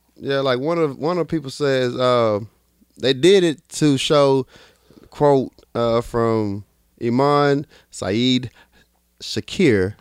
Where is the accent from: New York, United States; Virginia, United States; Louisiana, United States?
New York, United States; New York City; I'm from Brooklyn